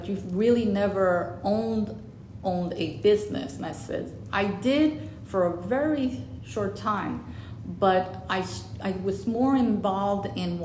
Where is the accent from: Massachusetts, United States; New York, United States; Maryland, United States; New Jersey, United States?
New York, United States; New York City; moved away as an adult; also born or lived in Puerto Rico; now in Polk County, United States; I'm from the 175th Street and Prospect Avenue, I'm Puerto Rican